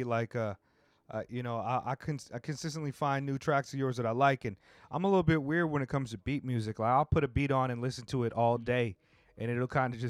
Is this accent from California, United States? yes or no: yes; Oceanside, California, United States; You know, I grew up in Oceanside, but my aunt lived in Inglewood, so I would go out there and spend summers with her.